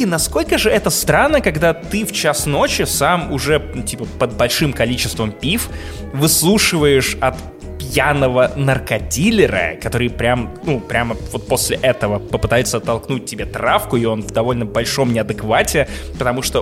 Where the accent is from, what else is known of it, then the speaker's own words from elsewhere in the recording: Russia; я честно говорю, что из России.